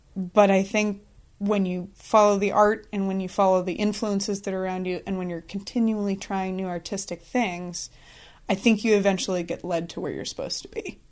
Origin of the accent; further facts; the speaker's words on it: Columbia River Gorge, Washington, United States; I grew up in Washington State, kind of out in the Columbia River Gorge, middle of nowhere